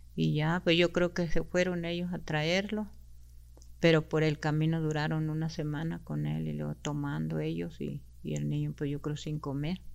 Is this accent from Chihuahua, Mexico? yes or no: yes; Naqueachi, Chihuahua, Mexico; first language Rarámuri; Spanish is a second language; yo nací en un rancho que se llama Naqueachi el 29 de abril de 1960